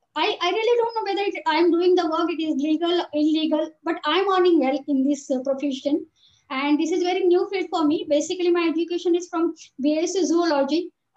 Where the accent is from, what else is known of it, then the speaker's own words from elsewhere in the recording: Maharashtra, India; now in Dubai, United Arab Emirates; I'm from Marathi community. And since 4 years, I'm staying in Dubai.